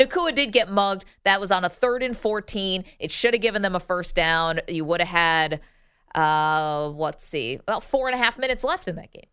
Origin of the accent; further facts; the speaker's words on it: Binghamton, New York, United States; moved away; I'm from Binghamton